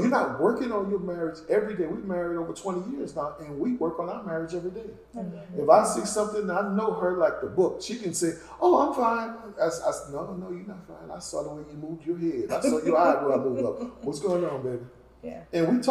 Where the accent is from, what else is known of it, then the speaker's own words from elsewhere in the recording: the South, United States; I grew up in the South